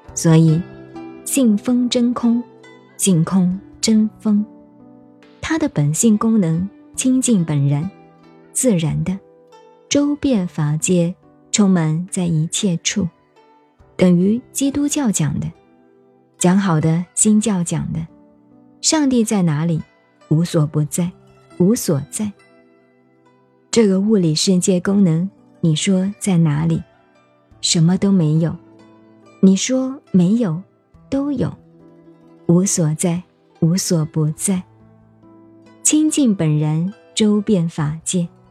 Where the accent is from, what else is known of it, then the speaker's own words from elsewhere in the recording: China; 我们中国人